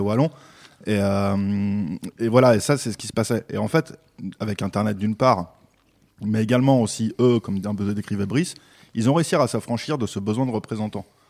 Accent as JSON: {"language": "French", "country": "Belgium", "moved": "yes", "lives_now": "France", "said": "je suis naturalisé français, je suis belge à la base."}